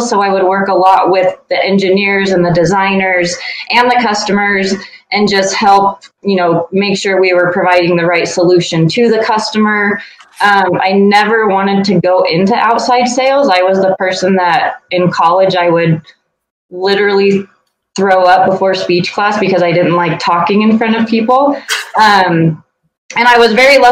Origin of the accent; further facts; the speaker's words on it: Eastern Colorado, United States; I grew up in Eastern Colorado in a small town